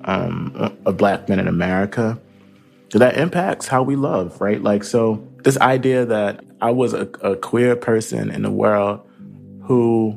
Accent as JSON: {"language": "English", "town": "Camden", "region": "New Jersey", "country": "United States", "tie": "born or raised there", "said": "I grew up in Camden, New Jersey. Shout out to home in the hood."}